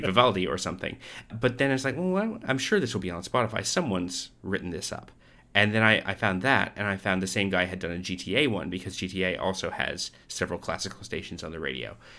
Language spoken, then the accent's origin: English; Canada; now in Australia; I'm from Canada. I live in Australia.